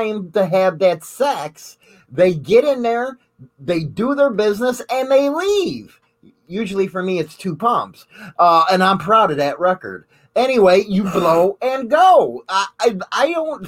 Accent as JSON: {"language": "English", "town": "Chicago", "region": "Illinois", "country": "United States", "said": "I might be from Chicago, but I ain't from Clark Street."}